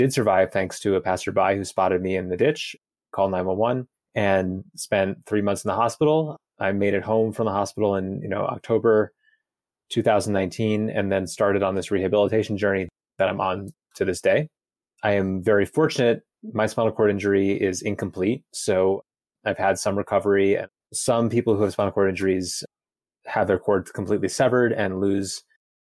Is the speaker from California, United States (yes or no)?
no; New York City, New York, United States; moved away as an adult; now in Boulder, United States; I'm originally from Brooklyn, New York City, and I live in Boulder, Colorado now. I moved here in 2018.